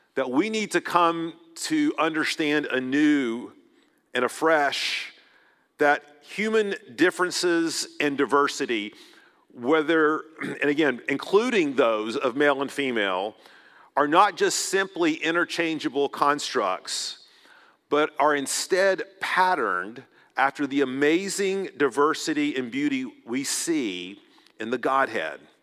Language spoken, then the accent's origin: English; United States; as an American